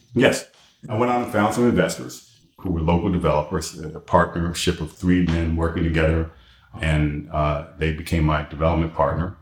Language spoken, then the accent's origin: English; Washington, District of Columbia, United States; also born or lived in Detroit, Michigan / New York City; now in Florida, United States; I grew up in Washington D.C. and Detroit, Michigan. So I was born in Washington D.C.